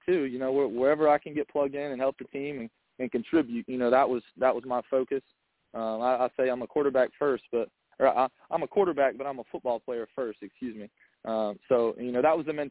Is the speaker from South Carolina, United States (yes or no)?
yes; Mount Pleasant, South Carolina, United States; born and raised in Mount Pleasant